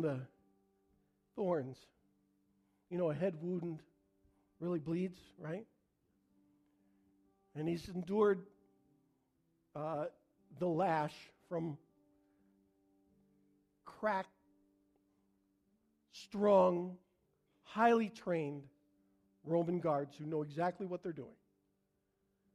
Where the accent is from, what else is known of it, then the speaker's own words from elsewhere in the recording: Canada; I'm Canadian